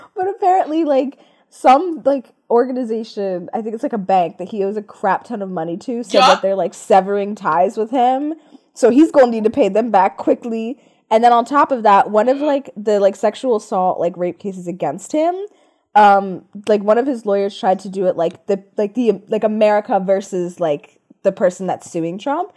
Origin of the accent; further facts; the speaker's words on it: Montgomery County, Pennsylvania, United States; I am from Montgomery County, Pennsylvania